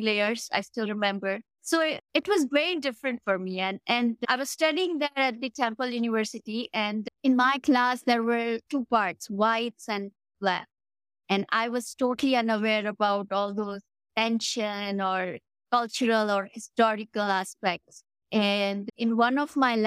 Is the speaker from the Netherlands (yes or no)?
no; India; moved away as an adult; now in Canada; I'm Indian